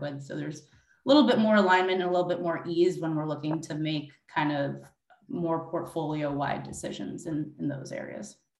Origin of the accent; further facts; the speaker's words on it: New York, United States; my hometown of New York